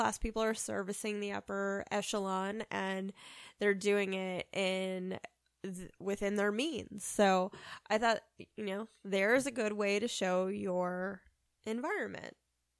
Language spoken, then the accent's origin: English; United States; we're American